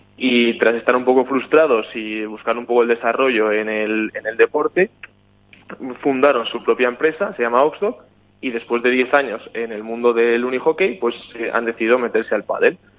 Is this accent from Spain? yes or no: yes; Spain; now in Sweden; yo soy de España